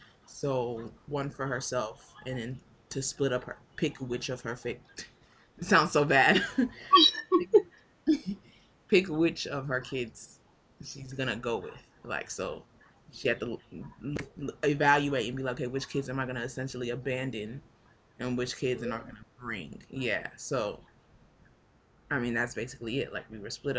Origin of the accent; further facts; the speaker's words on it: Ikeja, Lagos, Nigeria; now in Dallas, United States; I grew up in Lagos, but I grew up in Ikeja.